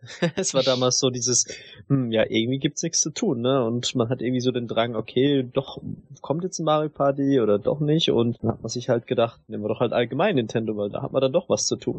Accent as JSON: {"language": "German", "region": "Southern Germany", "country": "Germany", "said": "ich bin halt aus dem Süden"}